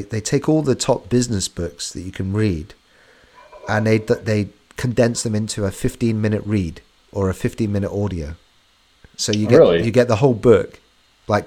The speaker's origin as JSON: {"language": "English", "region": "England", "country": "United Kingdom", "said": "we're English"}